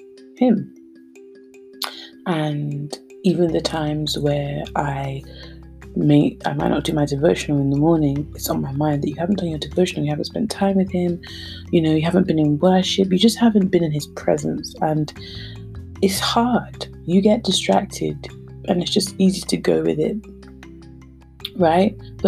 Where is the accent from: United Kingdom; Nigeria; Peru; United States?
Nigeria; being Nigerian